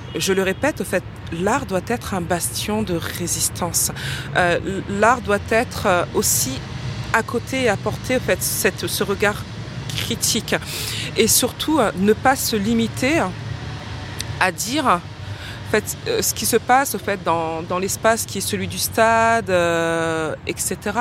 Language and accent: French; Paris, Île-de-France, France; des origines sociales d'un quartier populaire euh, qui est celui de Ménilmontant, euh, qui est ma colonne vertébrale